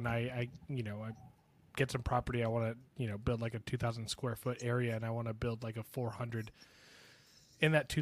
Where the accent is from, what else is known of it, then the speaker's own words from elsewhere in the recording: Florida, United States; now in Texas, United States; I grew up in Florida